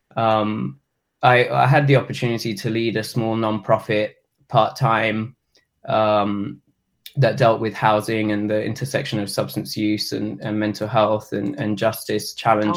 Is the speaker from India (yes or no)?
no; England, United Kingdom; moved away as an adult; now in Asheville, United States